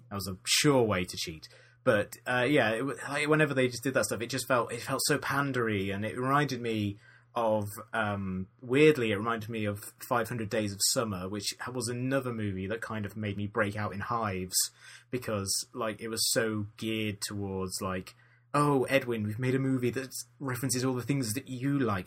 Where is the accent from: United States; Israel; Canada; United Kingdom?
United Kingdom; being British